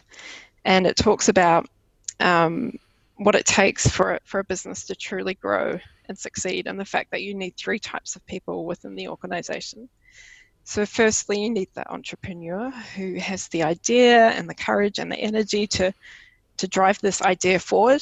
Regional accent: New Zealand; first language English; moved away as an adult; now in Denmark; I used to have an ordinary life in New Zealand, where I could speak my mother tongue of English and I had friends and family close

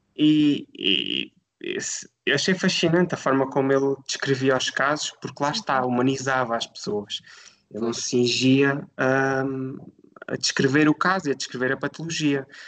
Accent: Alentejo, Portugal; moved away as an adult; decidi regressar à minha terra natal. Eu sou do Alentejo

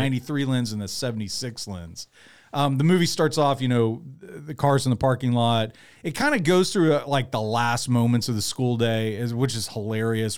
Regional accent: Tuscaloosa, Alabama, United States; I'm from Tuscaloosa

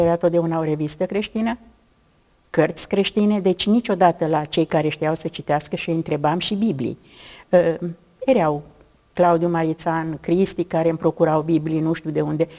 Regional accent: Romania; Sunt româncă.

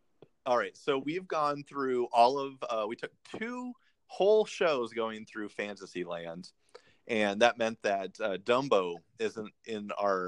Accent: California, United States; I grew up in California, so I would cheer for stuff that was in the California ride

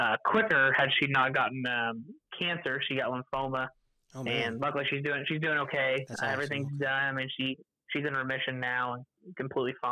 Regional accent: Terre Haute, Indiana, United States; I'm from Terre Haute, Indiana, which is a little bit west of Indianapolis

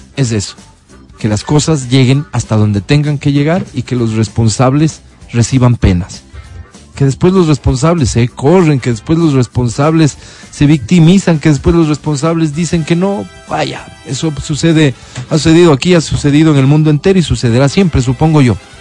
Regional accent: Ecuador; como ecuatorianos

